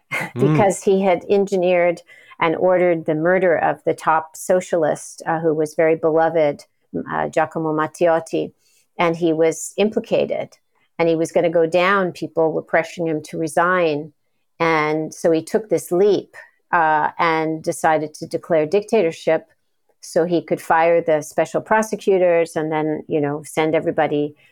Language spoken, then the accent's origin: English; Pacific Palisades, California, United States; So I grew up in California in a town, Pacific Palisades, that was a place and towns around it where a lot of exiles from Nazism settled.